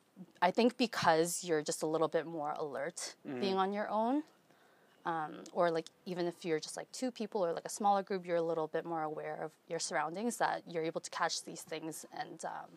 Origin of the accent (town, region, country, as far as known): Toronto, Ontario, Canada